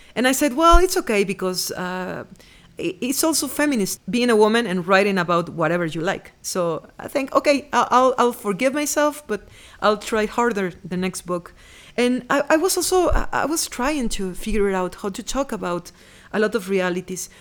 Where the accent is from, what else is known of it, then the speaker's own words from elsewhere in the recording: Veracruz, Mexico; English is a second language; moved away as an adult; I was born in Veracruz and lived there for thirty years